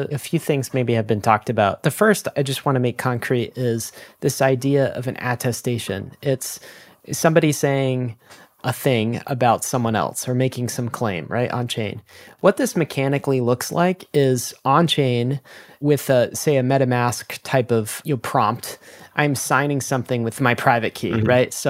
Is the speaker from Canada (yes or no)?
yes; Canada; And I'm also a Canadian citizen. So the government of Canada will like attest that I'm Canadian.